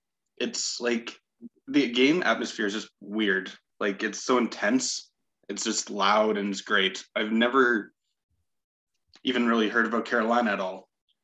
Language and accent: English; Red Deer, Alberta, Canada; I'm from Red Deer